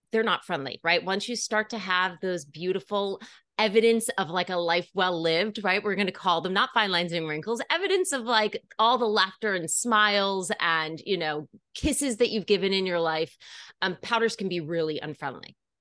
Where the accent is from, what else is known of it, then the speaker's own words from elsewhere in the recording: Putnam County, New York, United States; I was born here in New York City, grew up in Putnam, on the Upper East Side now